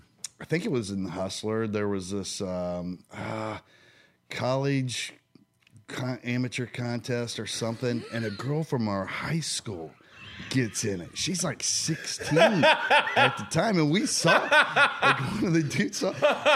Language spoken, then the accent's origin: English; Shelbyville, Indiana, United States; I grew up in Shelbyville, Indiana.